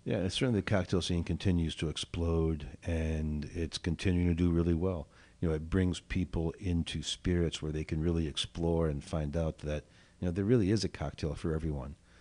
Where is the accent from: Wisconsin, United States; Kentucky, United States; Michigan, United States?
Michigan, United States; Southwest; also born or lived in Oak Park, Illinois / California; now in Evanston, United States; I was born in Oak Park, but I grew up in Southwest Michigan, uh, lived in California for a hot minute, and then moved here in ninety-three